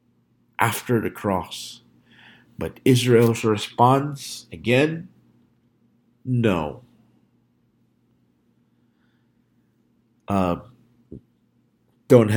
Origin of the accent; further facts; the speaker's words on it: Philippines; moved away; I grew up in the Philippines